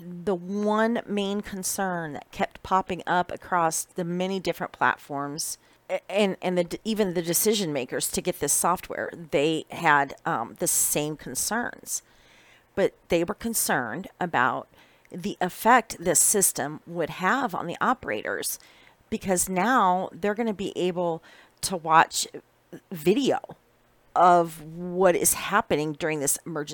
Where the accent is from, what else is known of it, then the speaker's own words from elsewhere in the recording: Iowa, United States; moved away; I was originally born and raised in Iowa, which is the corn state